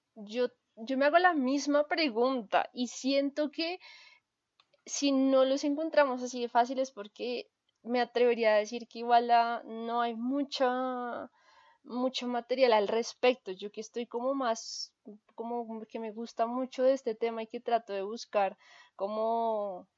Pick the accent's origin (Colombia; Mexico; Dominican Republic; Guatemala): Colombia; nosotros como colombianos